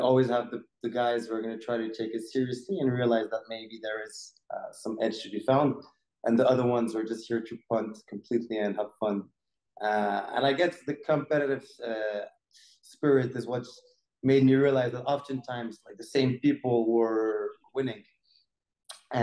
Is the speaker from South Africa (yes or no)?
no; Morocco; growing up in Morocco